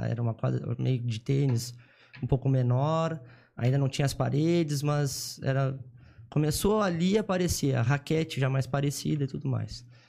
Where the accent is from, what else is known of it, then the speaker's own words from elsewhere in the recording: Jaguarão, Rio Grande do Sul, Brazil; eu nasci em Jaguarão, tá? é uma cidade do Rio Grande do Sul, é, fronteira com o Uruguai